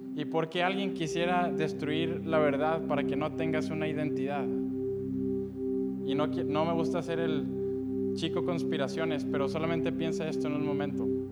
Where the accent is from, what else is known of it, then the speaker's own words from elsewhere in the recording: Monterrey, Nuevo León, Mexico; nací en Monterrey, Nuevo León